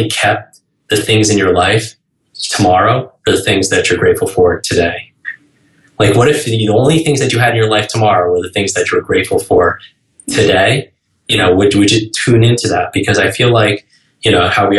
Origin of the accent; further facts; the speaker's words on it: New York, United States; I can't even talk that slow because I'm from New York